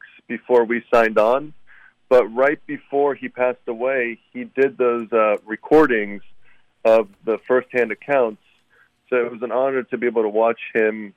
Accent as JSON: {"language": "English", "town": "Graz", "region": "Styria", "country": "Austria", "said": "I am from Graz, Österreich"}